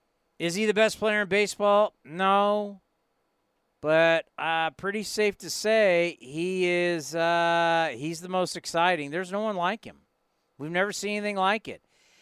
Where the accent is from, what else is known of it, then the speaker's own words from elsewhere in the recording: San Diego, California, United States; moved away as an adult; now in San Jose, United States; I've lived here way longer than I've lived in Southern California. I grew up in San Diego, but my entire adult life, everything, college, marriage, kids, career, everything has been in the city of San Jose